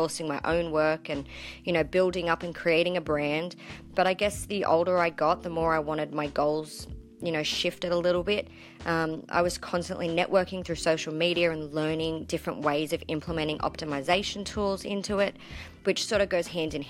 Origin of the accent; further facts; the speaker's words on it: Sydney, New South Wales, Australia; also born or lived in country Queensland; now in Queensland, Australia; as you can probably tell from my accent, I come from a land down under. I was born in Sydney, Australia, to be exact.